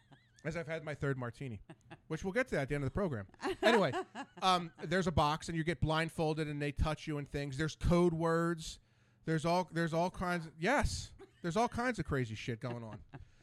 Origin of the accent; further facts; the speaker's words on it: Ambler, Pennsylvania, United States; Now, Ambler's like 5 minutes from here. I'm like, well, I'm from Ambler.